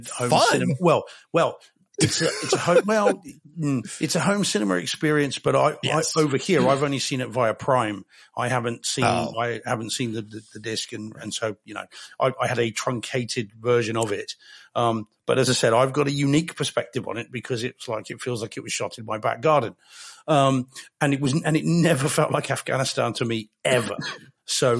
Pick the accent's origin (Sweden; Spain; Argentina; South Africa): Spain; moved away; I grew up in Spain. I lived there for 10 years, south coast of Spain.